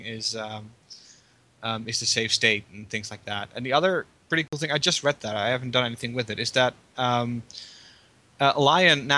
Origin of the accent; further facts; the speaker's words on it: Netherlands; as a Dutch citizen